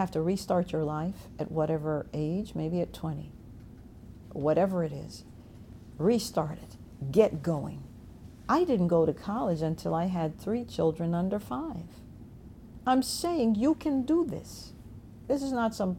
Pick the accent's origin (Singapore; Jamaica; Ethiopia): Jamaica; now in Virginia, United States; I was born in Jamaica.